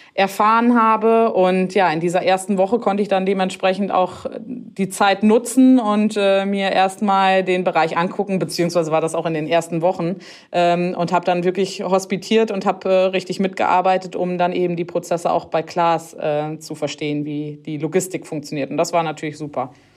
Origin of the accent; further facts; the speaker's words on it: near Harsewinkel, North Rhine-Westphalia, Germany; ich komme hier aus der Nähe von Hasewinkel und ja, ich bin letztendlich auch so ein richtiges Landkind